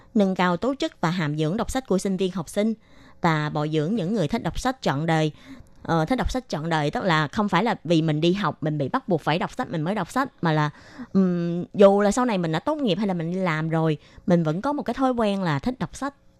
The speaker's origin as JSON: {"language": "Vietnamese", "country": "Vietnam", "tie": "born or raised there", "moved": "yes", "said": "hồi nhỏ là ở Việt Nam"}